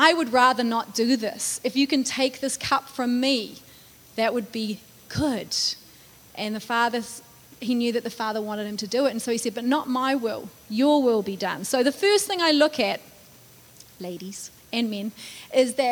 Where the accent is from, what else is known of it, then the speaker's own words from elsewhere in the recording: United States; as an American.